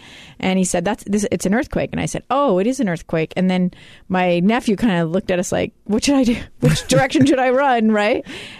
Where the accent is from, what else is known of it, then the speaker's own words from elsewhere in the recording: Alaska, United States; Well, I grew up in Alaska, so I had experienced it before.